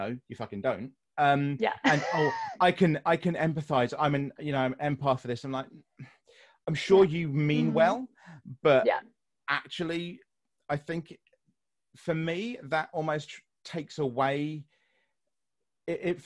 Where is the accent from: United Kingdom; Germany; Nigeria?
United Kingdom; I'm British